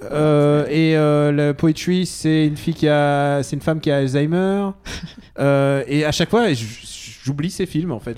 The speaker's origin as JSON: {"language": "French", "country": "France", "tie": "born or raised there", "said": "je suis né en France, mais, mais je suis, mais je suis russe de cœur."}